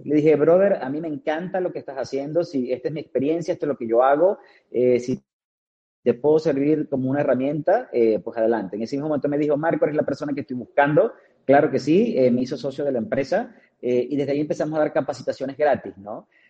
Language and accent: Spanish; Maracaibo, Zulia, Venezuela; moved away as an adult; now in Cancún, Mexico; nazco en Maracaibo, Estado Zulia, eh, es la segunda capital de Venezuela.